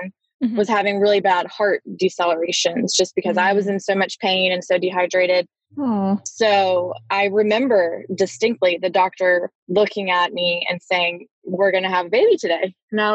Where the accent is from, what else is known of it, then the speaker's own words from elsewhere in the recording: Raleigh, North Carolina, United States; I grew up in Raleigh